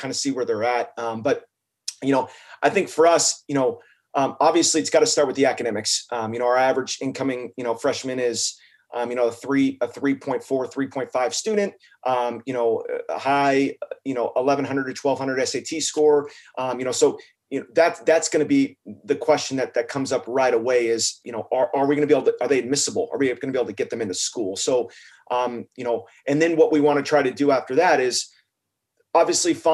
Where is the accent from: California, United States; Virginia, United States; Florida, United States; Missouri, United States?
California, United States; now in Oregon, United States; I'm originally from California